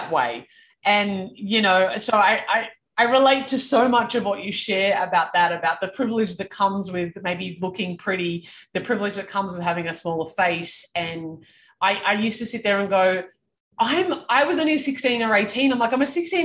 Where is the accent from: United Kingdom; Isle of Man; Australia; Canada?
Australia; Canberra, Australian Capital Territory; I grew up in Canberra